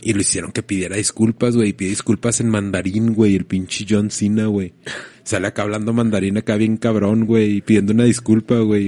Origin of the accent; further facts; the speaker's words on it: Mexico; como mexicanos